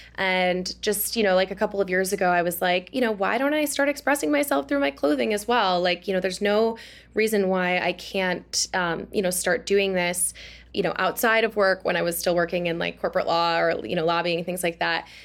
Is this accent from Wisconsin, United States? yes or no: yes; Oshkosh, Wisconsin, United States; now in Washington, D.C., United States; I'm from Oshkosh, Wisconsin